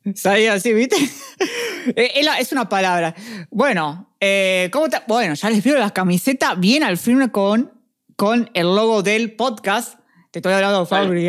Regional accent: Uruguay; somos uruguayos

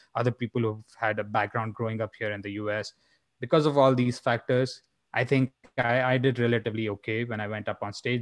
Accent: India; now in Phoenix, United States; growing up in India

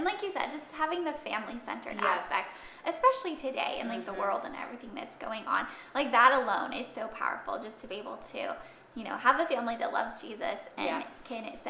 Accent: Michigan, United States; because I grew up in Michigan.

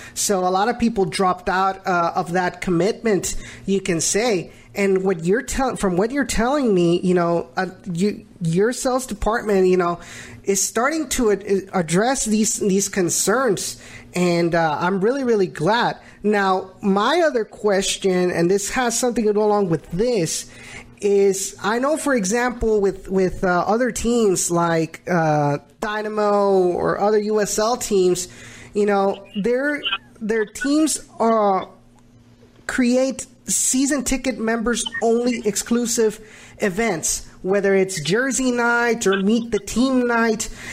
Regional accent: the Rio Grande Valley, Texas, United States; moved away as an adult; now in Houston, United States; before I moved into uh, moved to Houston, I because I I'm from the Valley

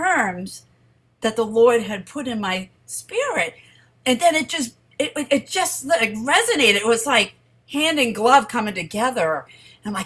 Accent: Randolph, Massachusetts, United States; I'm from greater Boston, Randolph specifically

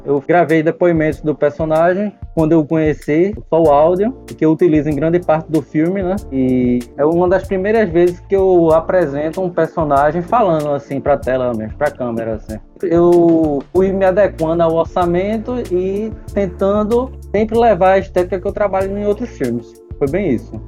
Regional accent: Olinda, Pernambuco, Brazil; realizador pernambucano, cresci em Olinda

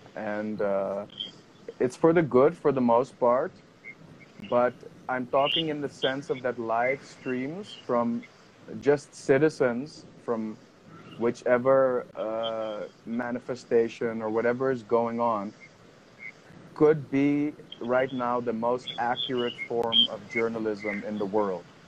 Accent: Amsterdam, North Holland, Netherlands; moved away as an adult; now in Himachal Pradesh, India; I'm 31 and I'm from Amsterdam, from the Netherlands

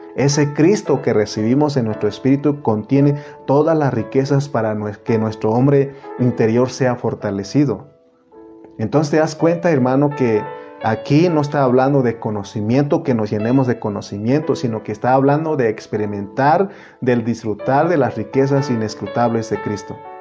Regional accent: Oaxaca, Mexico; moved away; also born or lived in United States

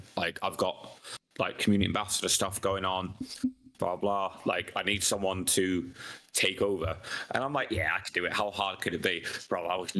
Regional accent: United Kingdom; maybe it's because we're British and like we just fucking love pubs.

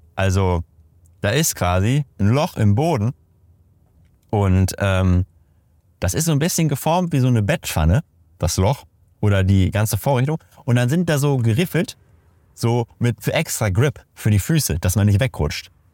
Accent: Detmold, North Rhine-Westphalia, Germany; in meiner Heimatstadt, in Detmold

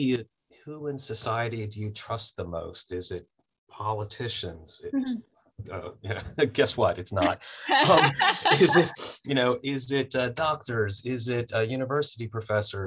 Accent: Baton Rouge, Louisiana, United States; I grew up Jewish in Baton Rouge

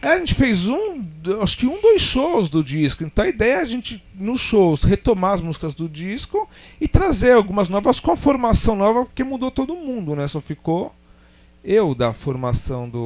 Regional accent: Ipiranga, São Paulo, Brazil; a gente é lá do Ipiranga, né? A banda, praticamente todo mundo

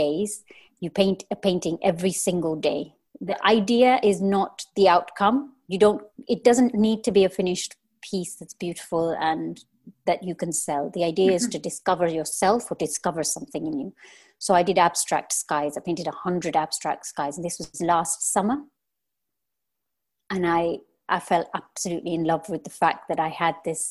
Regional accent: Kenya; moved away as an adult; I am born and raised in Kenya.

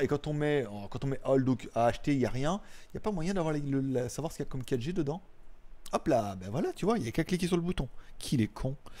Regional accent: France; je suis français

